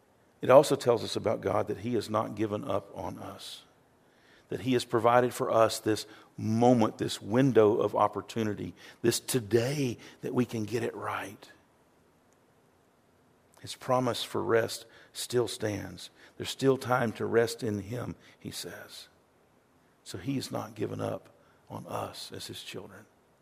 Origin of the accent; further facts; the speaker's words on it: the South, United States; growing up in Baptist churches in the South, there was a lot of hellfire and brimstone.